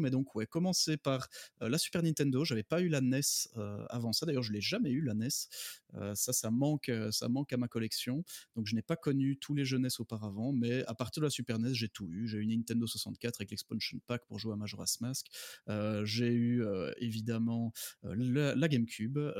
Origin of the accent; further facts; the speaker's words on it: Belgium; j'habite en Belgique, hein, je suis belge